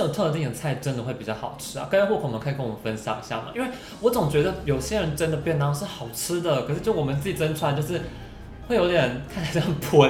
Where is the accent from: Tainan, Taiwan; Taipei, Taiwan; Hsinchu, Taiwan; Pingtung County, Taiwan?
Hsinchu, Taiwan; 像我们新竹相对可能客家人比例再多一点点吧